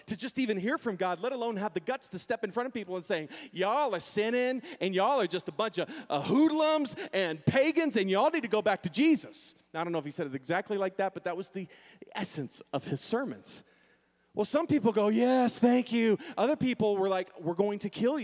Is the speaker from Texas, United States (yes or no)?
yes; San Antonio, Texas, United States; moved away as an adult; now in Manitou Springs, United States; I know San Antonio. I was raised in San Antonio